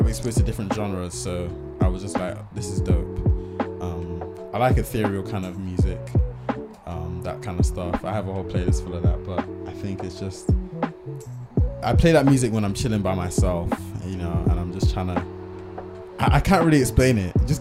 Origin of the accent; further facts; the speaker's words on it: Bristol, South West England, United Kingdom; I'm from Bristol, so I say can't.